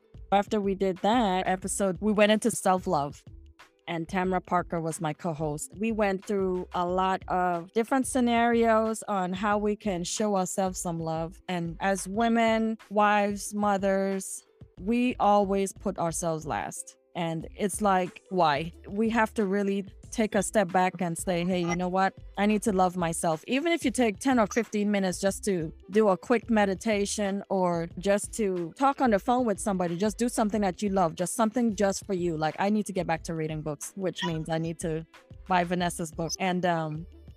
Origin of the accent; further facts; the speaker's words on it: U.S. Virgin Islands; moved away; some of the dialect that we use in St. Thomas